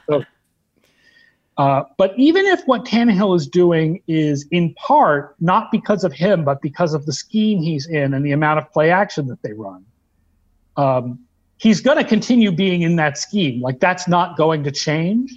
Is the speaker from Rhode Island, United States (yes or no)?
no; Sharon, Massachusetts, United States; I grew up in Sharon, Massachusetts, which is next to Foxborough